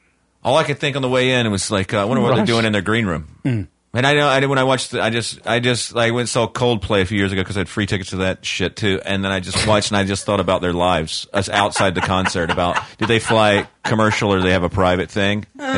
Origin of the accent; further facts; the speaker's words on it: Charlotte, North Carolina, United States; moved away; I'm from Charlotte originally, North Carolina.